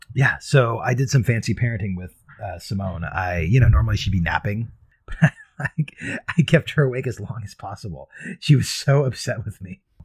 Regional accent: San Diego, California, United States; this is practically my hometown team

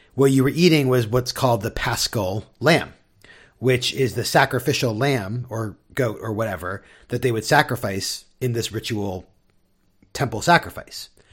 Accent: San Diego, California, United States; now in Seattle, United States; growing up in San Diego

